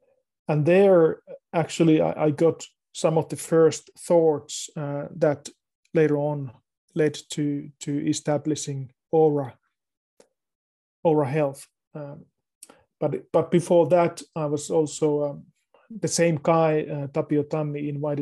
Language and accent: English; Finland; I live in Finland. I was born here in Finland